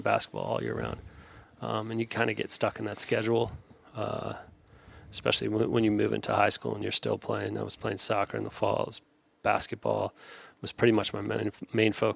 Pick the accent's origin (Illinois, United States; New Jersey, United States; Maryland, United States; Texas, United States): New Jersey, United States; moved away as an adult; now in Tennessee, United States; I grew up just outside of New York City, about an hour and a half west of New York City, in New Jersey. I was there for 19 years